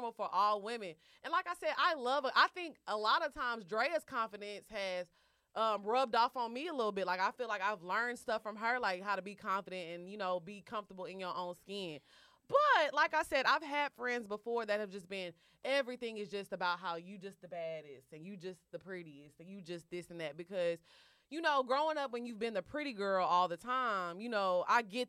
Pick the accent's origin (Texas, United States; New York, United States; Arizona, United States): Texas, United States; Houston; I'm from Houston, y'all